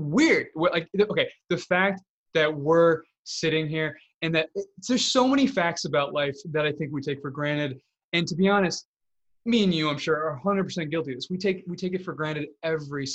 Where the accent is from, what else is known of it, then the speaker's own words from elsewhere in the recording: Illinois, United States; I grew up in Illinois. That's where I grew up